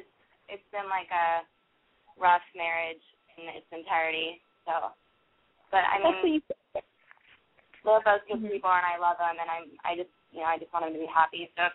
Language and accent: English; California, United States; now in Boston, United States; I'm calling from Boston, but I'm from California, and I'm 19.